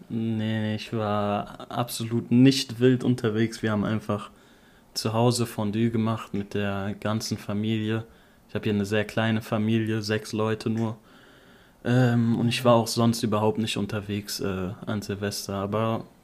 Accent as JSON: {"language": "German", "town": "Offenbach am Main", "region": "Hesse", "country": "Germany", "said": "bei uns in Offenbach"}